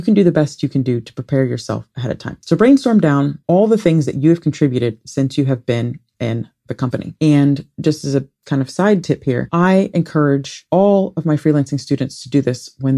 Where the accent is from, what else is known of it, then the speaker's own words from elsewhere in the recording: Ohio, United States; I grew up in Ohio